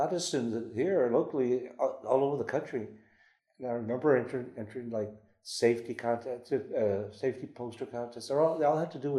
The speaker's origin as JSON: {"language": "English", "town": "San Antonio", "region": "Texas", "country": "United States", "tie": "born or raised there", "also_born_or_lived": "Monterrey, Mexico"}